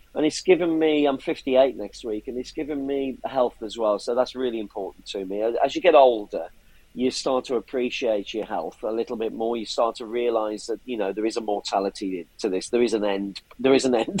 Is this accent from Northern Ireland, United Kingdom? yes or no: no; Bridgnorth, West Midlands, United Kingdom; I'm from Bridge North in Shropshire